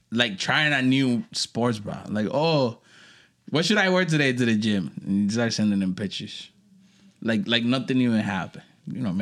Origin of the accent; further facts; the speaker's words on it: Jamaica; I'm Jamaican